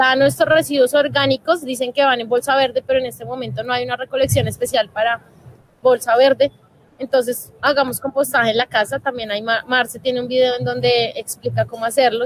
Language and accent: Spanish; Colombia; como país tenemos que hacer, como colombianos